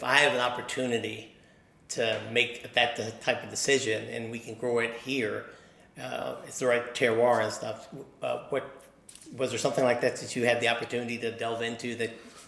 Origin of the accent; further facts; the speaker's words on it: Maryland, United States; then I went up to my home state and found some decent winemakers there. But the thing is about Virginia is I think that you got your act together as winemakers about 10 years or 15 years before Maryland.